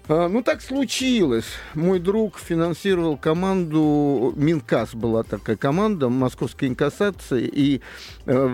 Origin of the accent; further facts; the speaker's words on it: Kryukovo, Moscow, Russia; born there; Я вообще из Солшенгорского района.